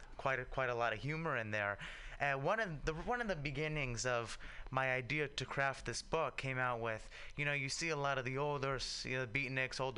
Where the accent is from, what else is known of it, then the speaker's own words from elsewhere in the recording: San Francisco, California, United States; I grew up in the Excelsior